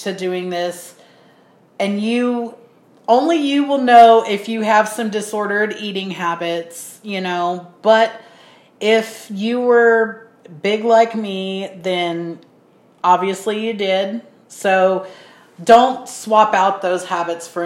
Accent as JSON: {"language": "English", "country": "United States", "said": "we're American"}